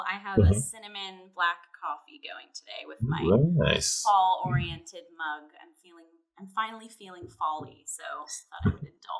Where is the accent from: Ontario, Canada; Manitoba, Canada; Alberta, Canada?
Ontario, Canada; Windsor; moved away; my hometown of Windsor.